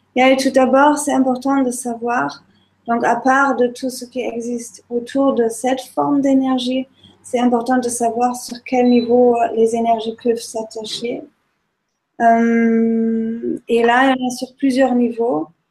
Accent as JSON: {"language": "French", "country": "Germany", "moved": "yes", "lives_now": "Nice, France", "said": "en tant qu'Allemande"}